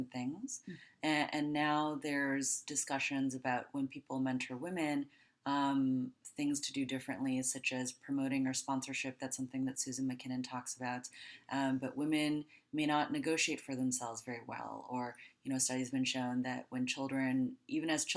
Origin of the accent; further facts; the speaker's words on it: Taiwan; also born or lived in United States / Los Angeles / Cincinnati; now in Pittsburgh, United States; born in the United States, but I actually grew up in Taiwan.